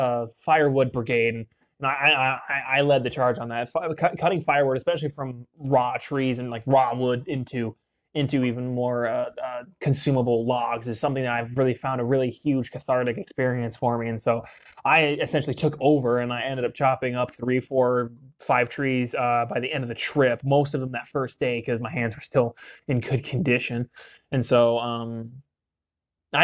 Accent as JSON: {"language": "English", "region": "Utah", "country": "United States", "tie": "born or raised there", "said": "growing up in Utah"}